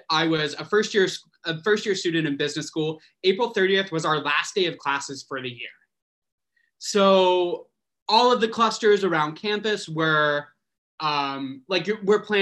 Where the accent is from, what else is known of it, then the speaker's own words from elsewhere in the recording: Arkansas, United States; moved away as an adult; now in New York City, United States; I grew up in Arkansas and moved to the city, New York City, about 9 years ago for my first master's degree